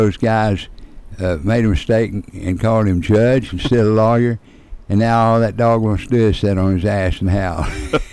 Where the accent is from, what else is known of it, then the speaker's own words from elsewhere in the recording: Oklahoma, United States; I'm from Oklahoma